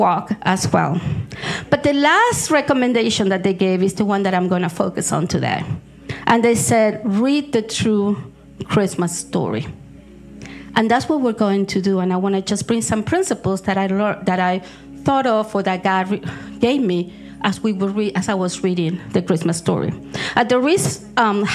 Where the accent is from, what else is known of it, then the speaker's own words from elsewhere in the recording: Argentina; moved away; I was born in Argentina